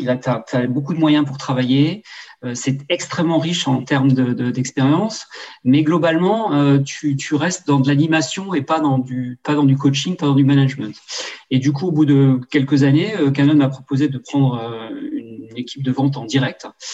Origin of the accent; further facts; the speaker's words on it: Alsace, Grand Est, France; moved away as an adult; also born or lived in western France; je suis revenu dans ma région natale qui est l'Alsace